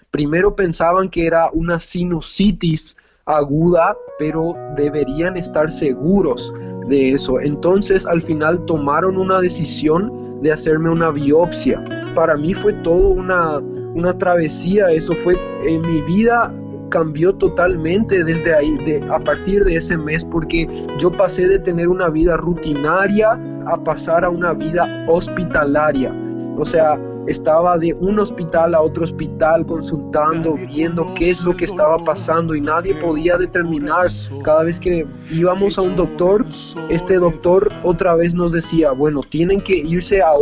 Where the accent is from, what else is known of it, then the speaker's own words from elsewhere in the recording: Paraguay; born there; una hermana que es que nació acá en Paraguay, yo nací en Paraguay también